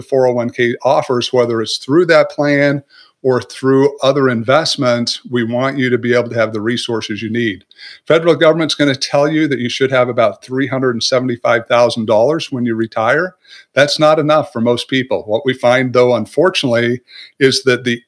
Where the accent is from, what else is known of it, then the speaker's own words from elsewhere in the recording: Southern Utah, United States; I was raised in Southern Utah